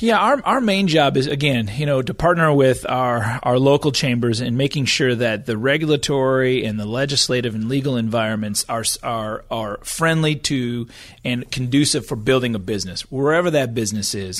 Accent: Michigan, United States; moved away as an adult; also born or lived in Washington, D.C. / Oklahoma; I was from Michigan. I graduated from college and was trying to figure out what I wanted to do, moved to D C

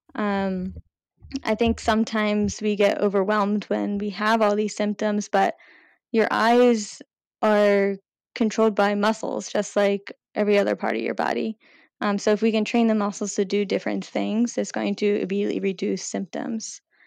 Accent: outside of Philadelphia, Pennsylvania, United States; moved away as an adult; now in Providence, United States; I grew up right outside of Philadelphia

